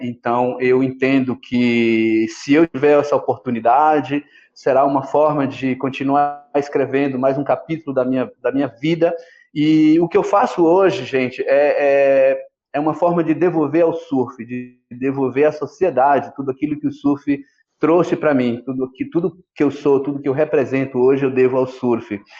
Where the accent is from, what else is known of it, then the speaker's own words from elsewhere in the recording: Ilhéus, Bahia, Brazil; nasci no interior da Bahia, em Piauí. Minha mãe maluca pegou eu e meu irmão, meu irmão do meio, e saiu é, em busca de uma vida melhor. E a gente foi parar aonde? na estância hidromineral de Olivença. Eu ainda era criança de colo